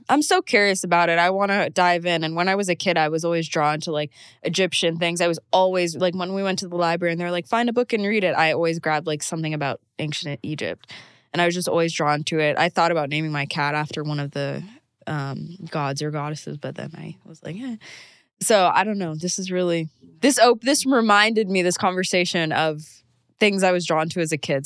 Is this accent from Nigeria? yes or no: no; Bahamas; I'm from the Bahamas, so I have a lot of Caribbean ancestors